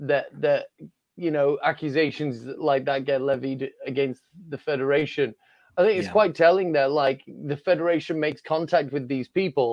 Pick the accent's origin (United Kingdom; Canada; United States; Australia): United Kingdom; Yorkshire and the Humber; I'm from Yorkshire